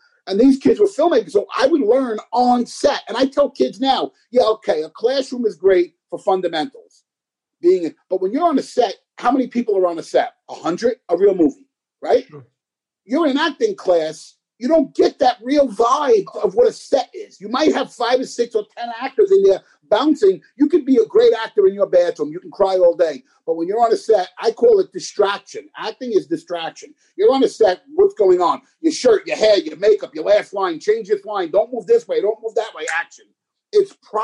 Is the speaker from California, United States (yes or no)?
no; New York City, New York, United States; moved away as an adult; now in Los Angeles, United States; growing up in the Bronx, I've always wanted to be an actor